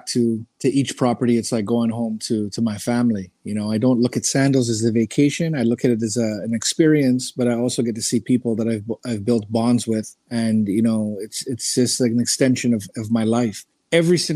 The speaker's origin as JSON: {"language": "English", "town": "Oakville", "region": "Ontario", "country": "Canada", "said": "I'm from Oakville, Ontario, Canada"}